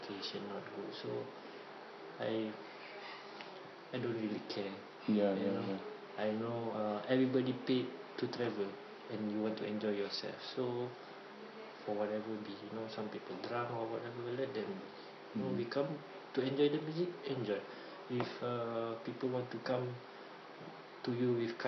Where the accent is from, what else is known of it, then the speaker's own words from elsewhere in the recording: Singapore; we are Singaporean